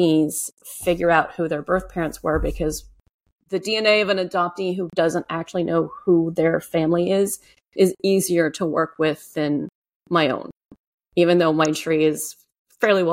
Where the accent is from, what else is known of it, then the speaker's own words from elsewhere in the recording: Cajun, Louisiana, United States; I'm Cajun. Cajuns are the Southern Louisiana French culture who originally came from Nova Scotia.